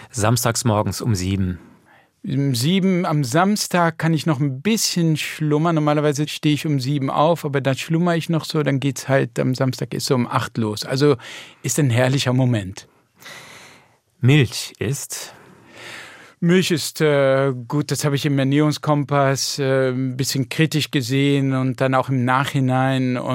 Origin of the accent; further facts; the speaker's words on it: Netherlands; Mm, nein, das macht meine Frau, aber ich kann das schon als Holländer. Also die Pfannkuchen sind in Holland ja auch sehr beliebt.